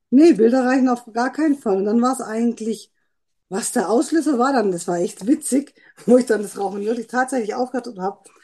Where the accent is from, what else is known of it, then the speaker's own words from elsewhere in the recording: Trossingen, Baden-Württemberg, Germany; bin aus Trossingen